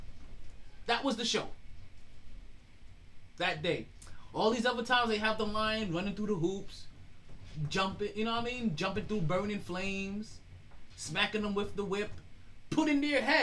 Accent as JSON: {"language": "English", "country": "Jamaica", "said": "I am very Jamaican"}